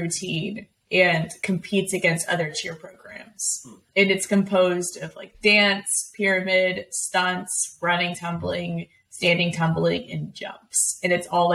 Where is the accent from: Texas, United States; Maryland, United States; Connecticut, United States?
Texas, United States; Houston; also born or lived in Austin, Texas; I grew up in Texas